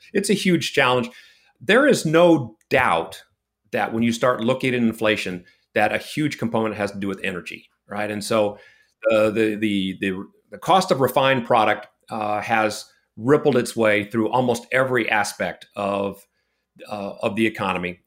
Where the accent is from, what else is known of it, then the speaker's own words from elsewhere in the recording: California, United States; moved away as an adult; now in Texas, United States; I was born in California and, uh, I, I did all my secondary education in California